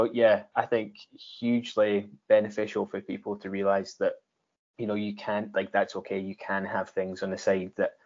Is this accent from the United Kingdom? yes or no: yes; Scotland, United Kingdom; we grew up in Scotland